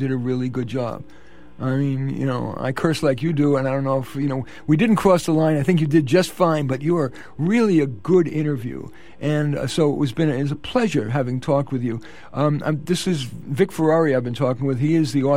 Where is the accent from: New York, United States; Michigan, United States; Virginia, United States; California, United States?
New York, United States; New York City; accent: New York; moved away; I'm from the Bronx too, so I'm using my Bronx accent